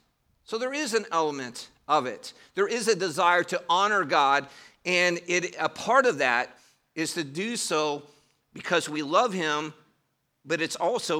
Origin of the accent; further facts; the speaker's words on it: Northern United States, United States; I grew up in the North. You may hear that I don't have a Southern accent.